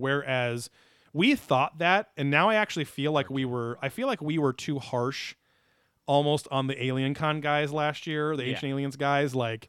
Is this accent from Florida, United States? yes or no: yes; Florida, United States; I am from Florida.